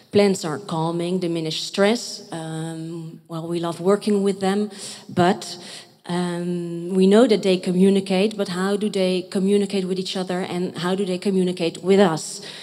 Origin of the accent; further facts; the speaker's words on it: Rotterdam, South Holland, Netherlands; I am from Rotterdam